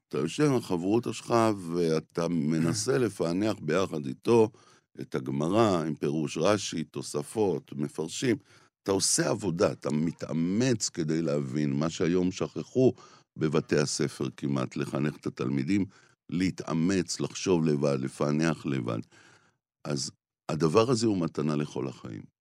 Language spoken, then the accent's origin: Hebrew; Jerusalem, Jerusalem District, Israel; גדלתי בשכונת רמת אשכול בירושלים